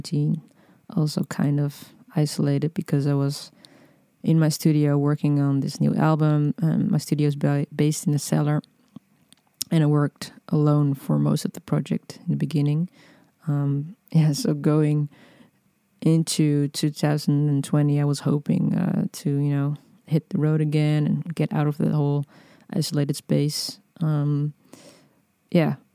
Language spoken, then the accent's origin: English; Netherlands; also born or lived in Amsterdam; I'm from the Netherlands and I'm recording this podcast from Amsterdam, which is where I'm based